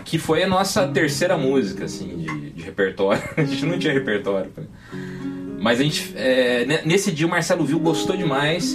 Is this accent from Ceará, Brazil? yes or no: no; Ribeirão Preto, São Paulo, Brazil; also born or lived in São Carlos; Nasci em São Carlos, mas um ano de idade eu já estava em Ribeirão